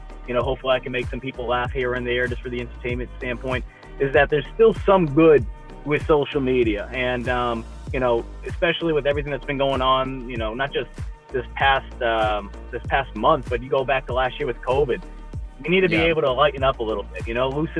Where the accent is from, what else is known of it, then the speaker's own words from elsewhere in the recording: Northeast, United States; moved away as an adult; also born or lived in Mississippi; now in South Carolina, United States; growing up in the Northeast, I didn't even know what Bojangles was